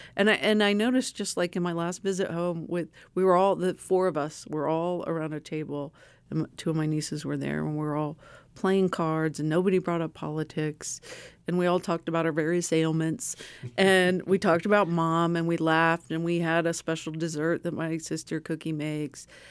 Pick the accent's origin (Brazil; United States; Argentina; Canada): United States; small Ohio town; moved away; my hometown